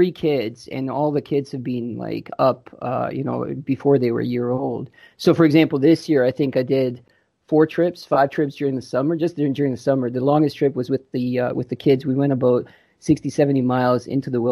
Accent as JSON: {"language": "English", "country": "Croatia", "tie": "born or raised there", "moved": "yes", "lives_now": "London, Canada", "said": "I was born in Croatia, and just before the Civil War, we moved to Canada in 89"}